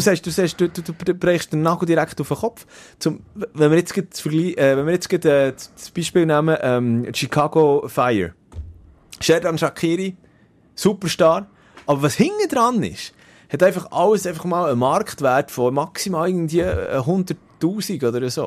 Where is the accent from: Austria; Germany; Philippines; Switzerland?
Switzerland; bei uns in der Schweiz